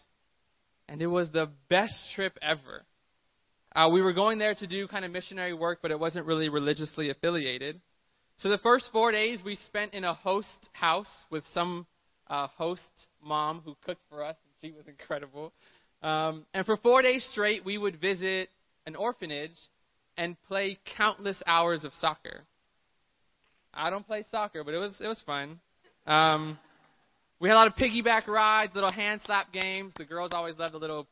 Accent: Miami, Florida, United States; now in San Diego, United States; I'm from Miami. I live in San Diego.

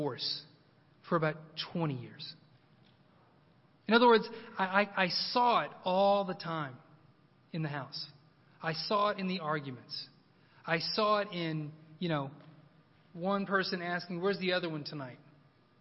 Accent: Oklahoma, United States; moved away; also born or lived in Moscow; I'm from Oklahoma

